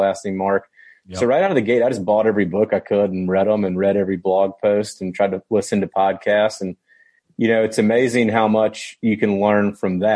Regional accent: Tennessee, United States; we're from Tennessee

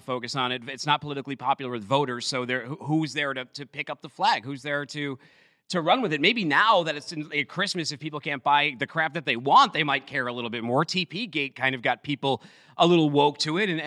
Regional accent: Boston, Massachusetts, United States; I am from Boston

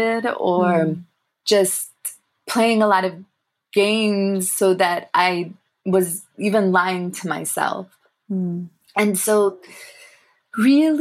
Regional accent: United States; accent: American; also born or lived in England; as a young Tamil person growing up in America

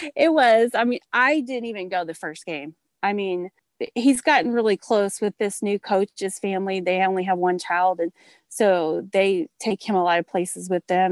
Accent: Oklahoma, United States; moved away as an adult; now in Texas, United States; I'm actually from Oklahoma and we moved to a little town in Texas about seven years ago

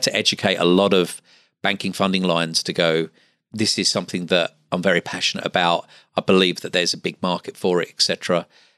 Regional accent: London, United Kingdom; now in Australia; like one of the first plastic surgeons that I spoke to, you know, was also a London boy

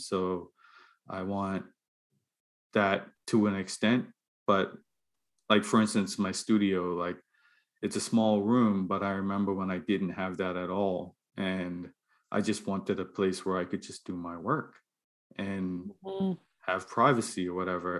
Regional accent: Bermuda; moved away as an adult; now in Halifax, Canada; I grew up in Bermuda.

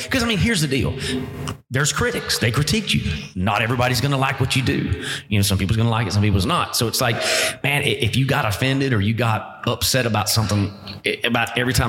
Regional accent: Gilchrist County, Florida, United States; A little place called Gilchrist County, Florida. It's the smallest county in the state of Florida. We got one red light in the whole county. And not even a Walmart in the county.

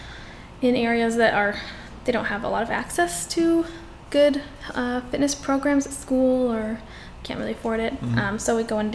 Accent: California, United States; now in Seattle, United States; I'm from California originally, and I went to culinary school here in Seattle, and that's what brought me to Seattle

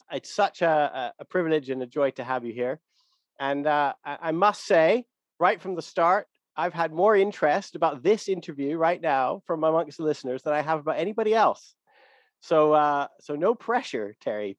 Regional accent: Canada; I'm originally from Canada

